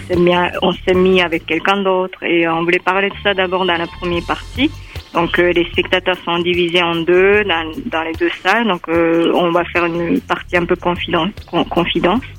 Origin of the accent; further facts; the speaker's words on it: Japan; now in Geneva, Switzerland; moi, je viens du Japon